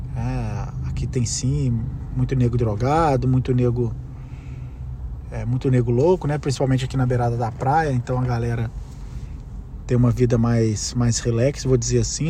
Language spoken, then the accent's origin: Portuguese; Brazil; first language Portuguese; moved away as an adult; eu sou brasileiro, esse é meu país, essa é minha língua